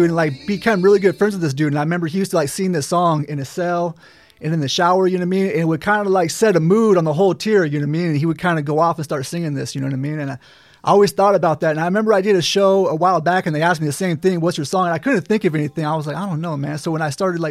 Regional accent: between Sacramento and Lake Tahoe, California, United States; also born or lived in Modesto, California; I grew up out in this up kind of going towards Lake Tahoe, kind of right in between Sacramento and Lake Tahoe

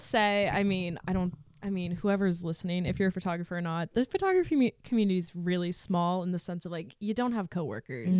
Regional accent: Massachusetts, United States; also born or lived in New Hampshire; I'm from Mass, so people back home saw my work.

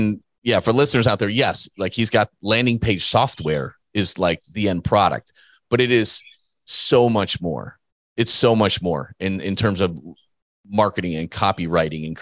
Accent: Midwest, United States; the way I was raised by farmers in the Midwest.

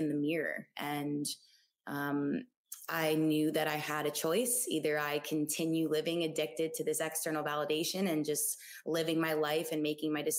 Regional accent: South Florida, United States; moved away as an adult; also born or lived in Gainesville, Florida; now in Austin, United States; I'm originally from South Florida. Born and raised Florida girl, the sun runs in my veins

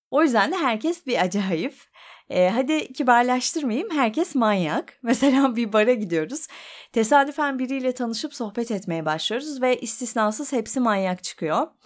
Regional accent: Ankara, Turkey; now in Bodrum, Turkey; hayatımız Ankara'da. Ben radyocuyum, Türkçe konuşulan bir iş yapıyorum. Yani yurt dışı seçeneği zaten eleniyor. Doğma büyüme de oralıyız.

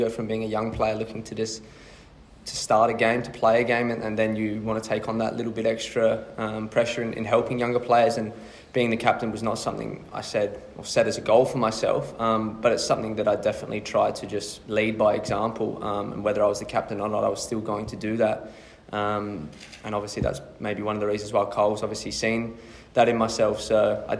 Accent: Adelaide, South Australia, Australia; Growing up in Adelaide, watching Adelaide United as a kid and always dreaming of playing as the club

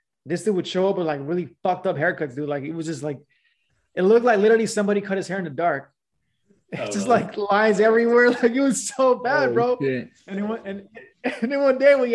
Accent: Los Angeles, California, United States; I grew up in Pacoima, California.

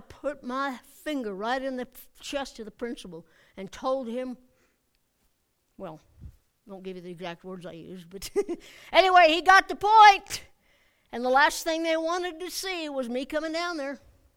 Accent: United States; I'm an American

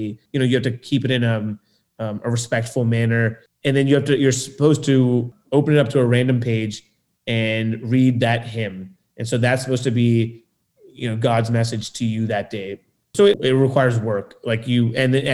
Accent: Lewisburg, Pennsylvania, United States; where I grew up in Lewisburg, there was no other Sikh family except one

